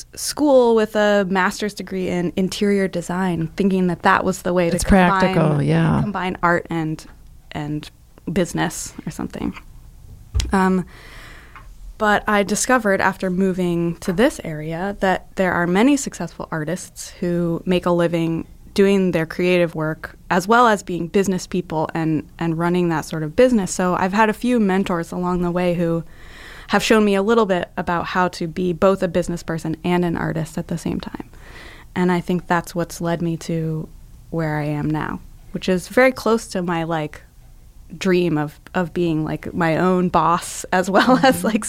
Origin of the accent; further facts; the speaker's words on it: Florida, United States; I'm from Florida.